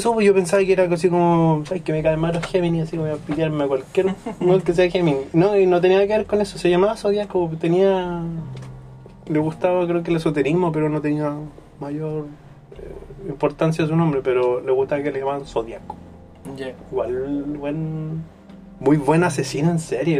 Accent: Chile; uno como chileno

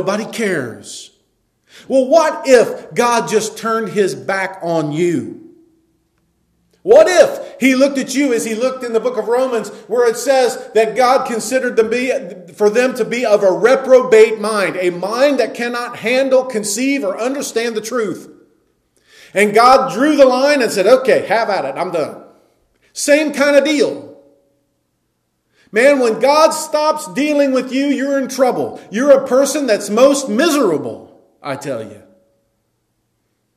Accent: United States; we as Americans

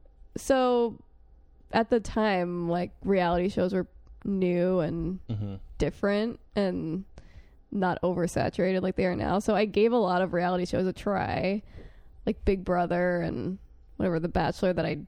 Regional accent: New York, United States; I'm from New York

